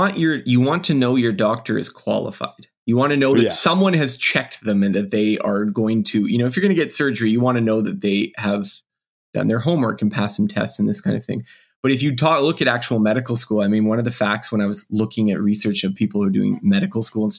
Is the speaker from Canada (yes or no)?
yes; Canada; I am Canadian